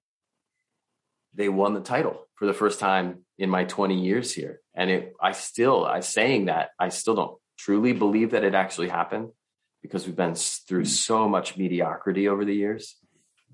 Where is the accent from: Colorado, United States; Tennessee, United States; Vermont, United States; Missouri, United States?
Vermont, United States; I'm from Vermont